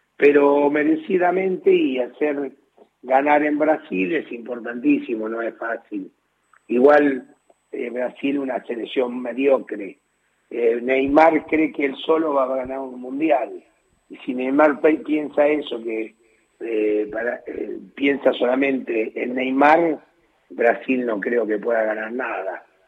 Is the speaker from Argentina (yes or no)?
yes; Argentina; soy argentino